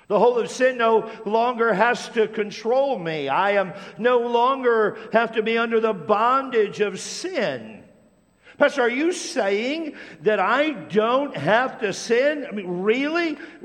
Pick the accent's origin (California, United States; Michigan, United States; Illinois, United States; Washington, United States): Washington, United States; Tacoma; when I was a kid growing up in Tacoma, Washington